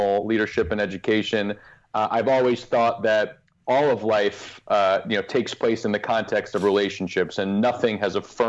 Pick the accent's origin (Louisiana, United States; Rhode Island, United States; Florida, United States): Florida, United States; South; I grew up in South Florida